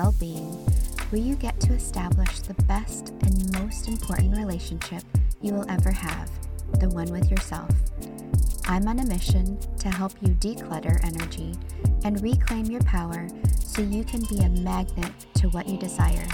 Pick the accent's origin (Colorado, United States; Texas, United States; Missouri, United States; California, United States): Missouri, United States; St. Louis; also born or lived in El Salvador; brought me back to the States, where I was raised in a very suburban part of St. Louis